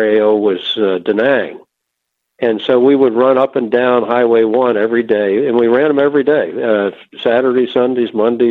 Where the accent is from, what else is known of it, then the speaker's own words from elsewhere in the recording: outside of Philadelphia, Pennsylvania, United States; I grew up outside of Philadelphia, Pennsylvania